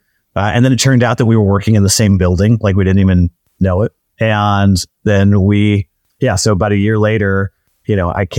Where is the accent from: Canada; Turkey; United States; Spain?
United States; Pacific Northwest; now in Los Angeles, United States; So I grew up in the Pacific Northwest. I didn't know anyone in the movie business.